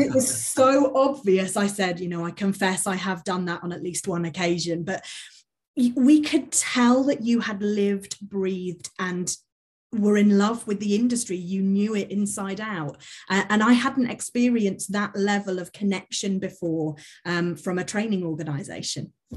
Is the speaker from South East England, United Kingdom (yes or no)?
yes; Milton Keynes, South East England, United Kingdom; in my hometown, Milton Keynes